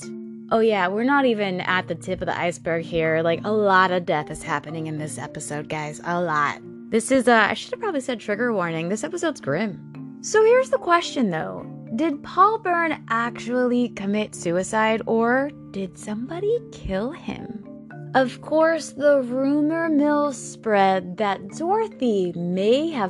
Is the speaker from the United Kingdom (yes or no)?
no; Bavaria, Germany; I was born in Germany. I was actually born in Bavaria, Germany